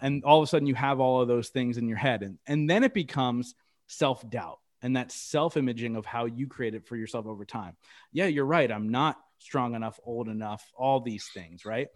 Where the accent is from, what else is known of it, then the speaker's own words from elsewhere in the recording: Reading, Pennsylvania, United States; downtown Reading here in my hometown